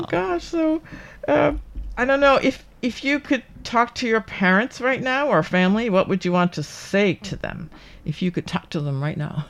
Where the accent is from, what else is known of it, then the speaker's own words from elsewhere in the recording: United States; now in Taiwan; I'm from the United States